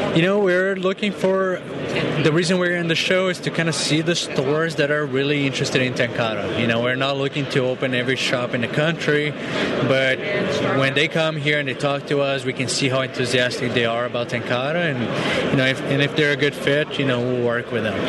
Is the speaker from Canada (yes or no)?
no; Brazil; moved away; I'm actually from Brazil